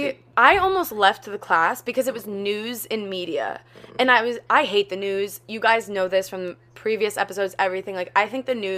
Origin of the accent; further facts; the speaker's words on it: East Coast, United States; I'm from the East Coast